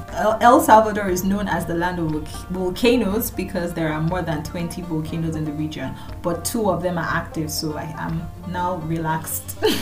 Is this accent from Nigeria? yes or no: yes; Nigeria; I come from Nigeria. I would call myself a Nigerian.